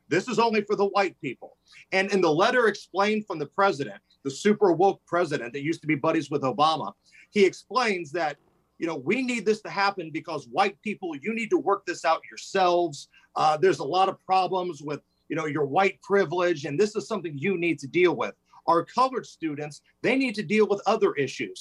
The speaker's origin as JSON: {"language": "English", "town": "Indianapolis", "region": "Indiana", "country": "United States", "tie": "born or raised there", "said": "I grew up playing basketball on the South Side, right? Indianapolis at the Beach Grove area"}